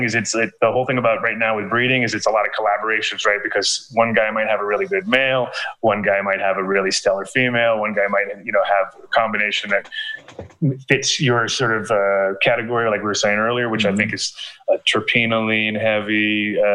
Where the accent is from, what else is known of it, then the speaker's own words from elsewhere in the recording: New York, United States; I grew up in New York in the 70s and 80s, you know, when it was really New York